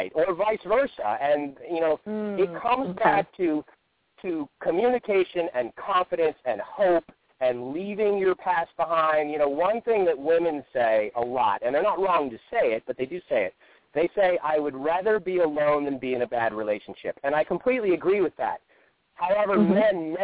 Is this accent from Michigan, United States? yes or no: no; Greenwich, Connecticut, United States; Greenwich, Connecticut, which is my hometown